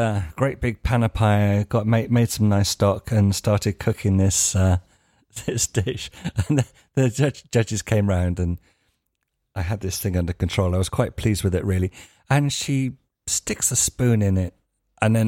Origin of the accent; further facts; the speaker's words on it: United Kingdom; moved away as an adult; now in Spain; being British